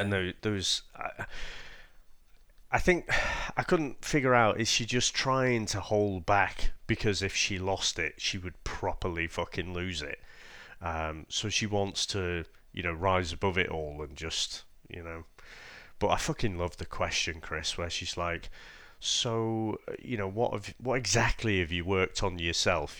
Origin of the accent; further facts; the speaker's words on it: United Kingdom; we're the British ones here